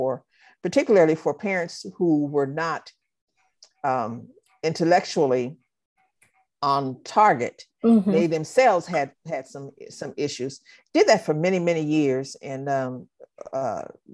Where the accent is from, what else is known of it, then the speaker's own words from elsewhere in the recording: Los Angeles, California, United States; I'm just a regular little girl from Watts, California